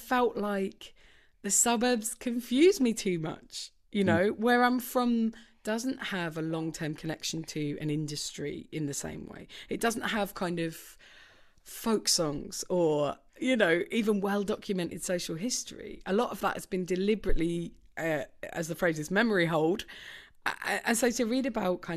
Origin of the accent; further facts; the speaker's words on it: Orpington, London, United Kingdom; I'm from Orpington